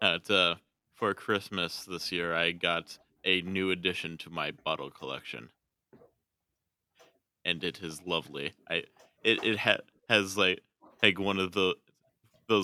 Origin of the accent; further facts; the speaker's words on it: Midwestern American, United States; accent: Midwestern American; I am literally speaking to you in a Midwestern American accent.